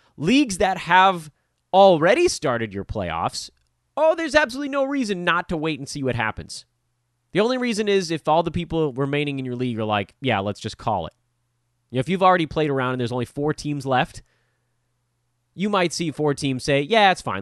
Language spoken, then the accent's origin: English; Los Angeles, California, United States